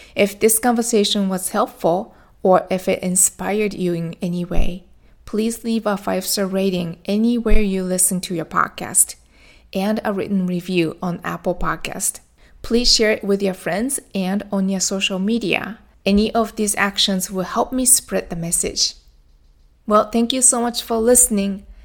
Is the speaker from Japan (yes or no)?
yes; Japan; now in Florida, United States; I went back to my home country, Japan. That's where I was born and raised